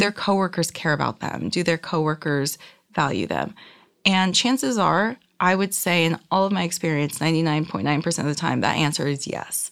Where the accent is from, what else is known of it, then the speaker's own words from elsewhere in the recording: Reno, Nevada, United States; now in Los Angeles, United States; I grew up in Reno, Nevada